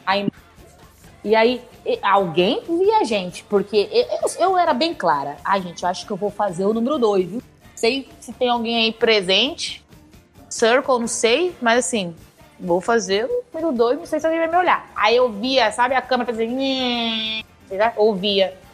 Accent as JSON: {"language": "Portuguese", "region": "São Paulo", "country": "Brazil", "said": "E eu sou de São Paulo também"}